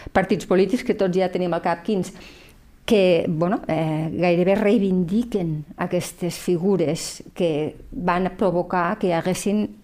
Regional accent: Lleida, Catalonia, Spain; som dones de Lleida aquí

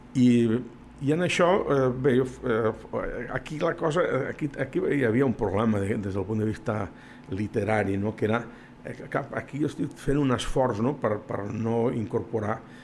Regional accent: La Granja d'Escarp, Catalonia, Spain; el paisatge que surt és del meu poble

